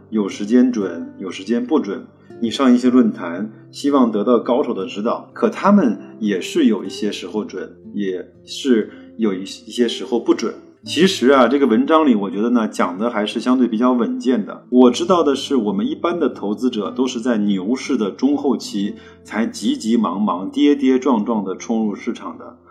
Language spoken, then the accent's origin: Chinese; China; 我们中国人呢比较喜欢对号入座